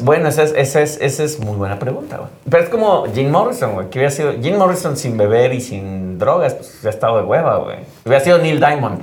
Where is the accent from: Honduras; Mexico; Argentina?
Mexico